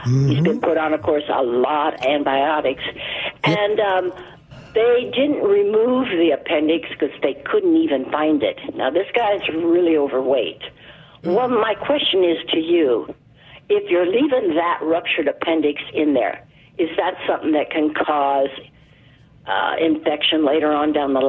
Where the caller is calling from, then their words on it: Idaho, United States; Idaho, where it's 15 degrees and beautiful sunny skies.